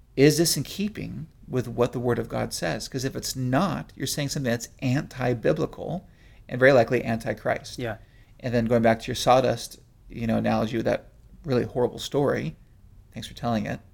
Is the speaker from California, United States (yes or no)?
yes; South San Francisco Bay Area, California, United States; growing up in the South San Francisco Bay Area